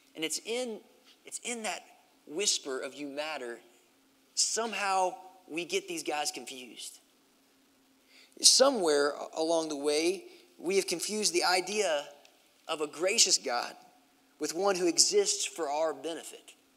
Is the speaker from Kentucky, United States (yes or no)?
yes; Kentucky, United States; the nearest big city that, that, that, was to my hometown, which was in Kentucky